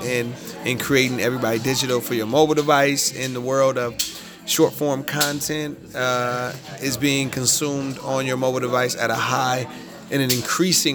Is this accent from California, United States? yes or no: yes; California, United States; I'm from California